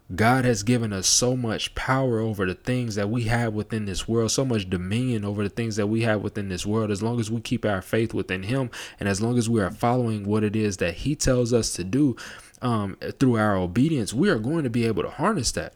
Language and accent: English; Las Vegas, Nevada, United States; moved away; being from Las Vegas